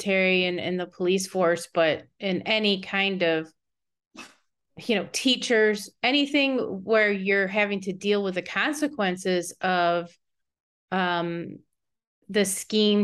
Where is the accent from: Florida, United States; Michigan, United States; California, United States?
Michigan, United States; now in Texas, United States; I'm from Michigan originally.